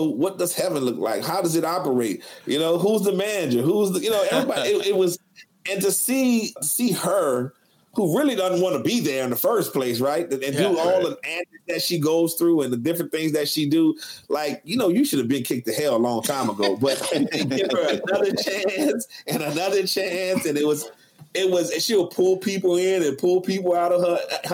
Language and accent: English; the South, Mississippi, United States; growing up in the South with Smash and I both living in Mississippi for years